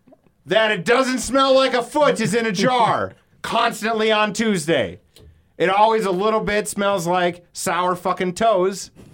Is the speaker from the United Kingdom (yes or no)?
yes; Alcester, West Midlands, United Kingdom; I am a guy from Alcester. How am I supposed to say it?